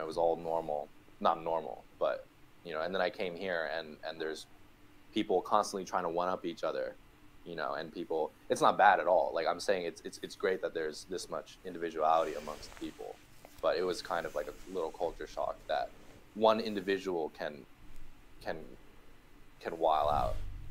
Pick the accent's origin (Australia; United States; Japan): Japan; moved away; I'm from Japan. I just moved here.